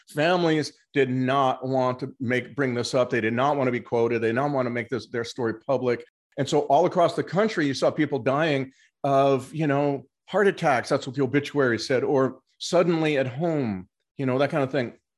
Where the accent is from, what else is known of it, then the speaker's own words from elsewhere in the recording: Los Angeles, California, United States; moved away as an adult; also born or lived in Mexico; I'd grown up in Los Angeles